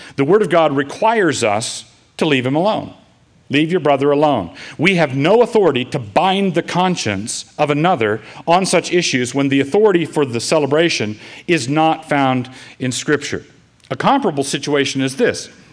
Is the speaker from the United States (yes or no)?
yes; United States; us as American Christians